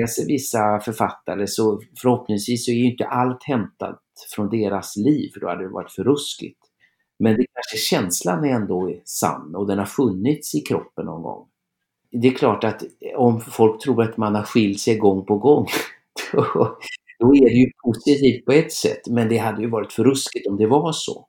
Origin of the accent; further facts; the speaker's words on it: Trollhättan, Västra Götaland, Sweden; min hemstad